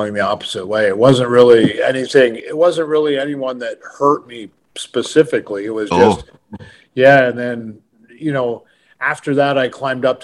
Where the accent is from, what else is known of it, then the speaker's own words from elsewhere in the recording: Canada; we're Canadian